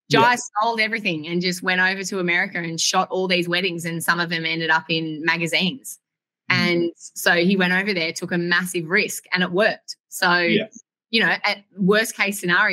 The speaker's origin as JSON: {"language": "English", "country": "Australia", "said": "I'm from Australia"}